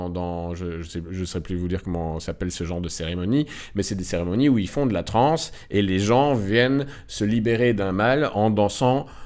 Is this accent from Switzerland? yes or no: no; Morocco; moi, je suis originaire du Maroc